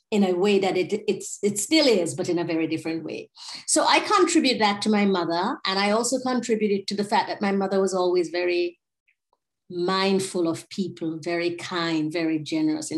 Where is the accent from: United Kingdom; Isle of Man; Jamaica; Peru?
Jamaica; moved away; I'm from here